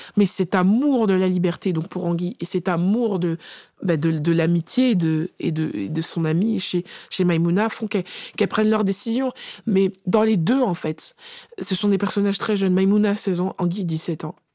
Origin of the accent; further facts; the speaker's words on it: France; on est française de naissance